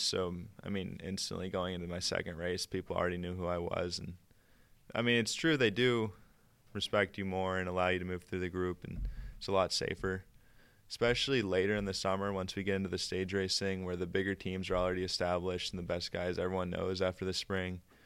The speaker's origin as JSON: {"language": "English", "town": "Durango", "region": "Colorado", "country": "United States", "said": "I'm seventeen, from Durango, Colorado."}